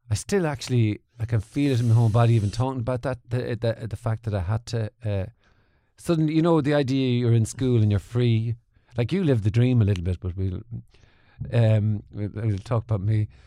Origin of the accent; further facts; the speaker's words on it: Mullingar, Leinster, Ireland; also born or lived in Portlaoise / Dublin / Manchester; I was born in Mullingar. Born in Mullingar. Moved to Portlaoise.